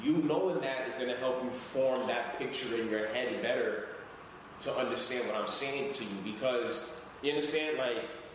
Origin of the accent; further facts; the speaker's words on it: Haiti; accent: Caribbean; English is a second language; moved away; I know I don't speak English perfectly. I'm from Haiti